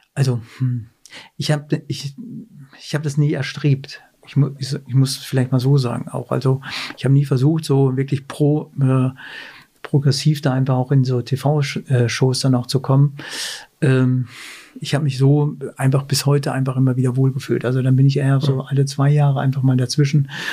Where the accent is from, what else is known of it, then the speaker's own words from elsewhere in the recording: Werne, North Rhine-Westphalia, Germany; moved away as an adult; now in Kulmbach, Germany; ich komme ja aus Werne, aber Werne